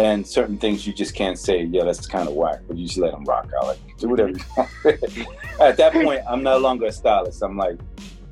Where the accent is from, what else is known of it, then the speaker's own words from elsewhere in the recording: Newark, New Jersey, United States; I'm from Newark